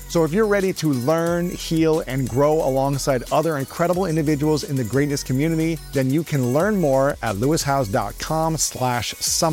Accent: Columbus, Ohio, United States; my hometown of Columbus, Ohio

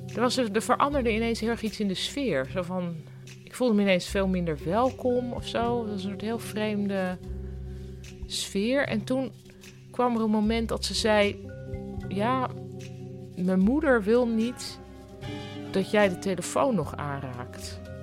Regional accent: Netherlands; ik kwam uit Nederland

